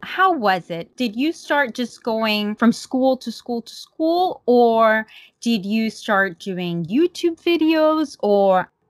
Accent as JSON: {"language": "English", "town": "Medellín", "region": "Antioquia", "country": "Colombia", "said": "yo soy de Medellín, pero paisanos igual."}